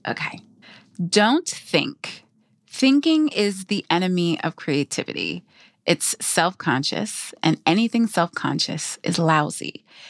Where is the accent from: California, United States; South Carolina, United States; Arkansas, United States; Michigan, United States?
Michigan, United States; my parents are from the Caribbean. I grew up in Michigan